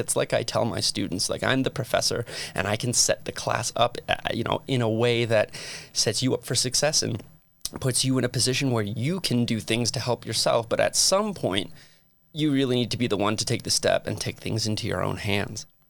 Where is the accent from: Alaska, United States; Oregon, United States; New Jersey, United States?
New Jersey, United States; Metuchen; moved away as an adult; also born or lived in Phoenix, Arizona / Utah; now in St. George, United States; I hail from a very, very, very small town in New Jersey called Metuchen